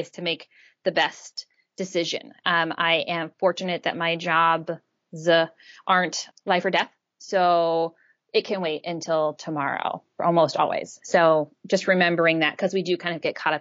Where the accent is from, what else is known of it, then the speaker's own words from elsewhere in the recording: an island off the coast of Maine, United States; I grew up in Maine on an island off the coast of Maine